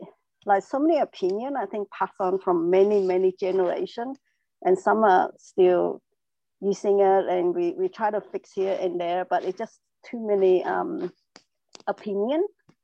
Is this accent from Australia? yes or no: yes; Melbourne, Victoria, Australia; I just think I'm from Melbourne, Australia, so now it's a bit late.